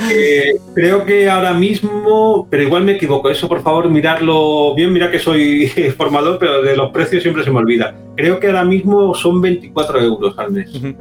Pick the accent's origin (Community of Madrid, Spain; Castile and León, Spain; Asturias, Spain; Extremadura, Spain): Community of Madrid, Spain; Madrid; soy madrileño